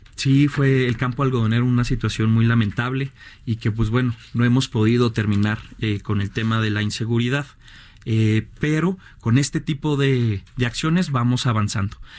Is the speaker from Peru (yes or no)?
no; Ciudad Juárez, Chihuahua, Mexico; yo soy oriundo de Ciudad Juárez